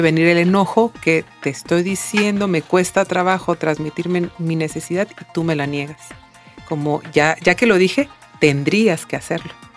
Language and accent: Spanish; Mexico; como mexicanos